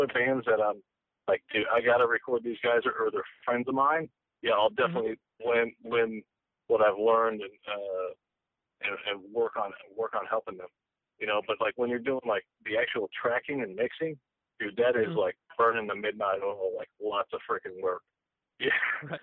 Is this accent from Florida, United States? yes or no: no; Virginia, United States; also born or lived in Hollywood, California; now in Texas, United States; I grew up in Virginia, and I'm calling you from Texas